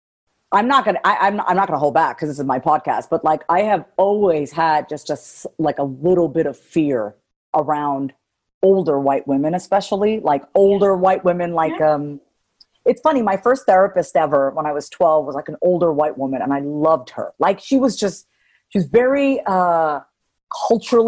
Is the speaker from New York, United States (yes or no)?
yes; New York, United States; moved away as an adult; also born or lived in Kansas City, Kansas; I'm a New Yorker, born and raised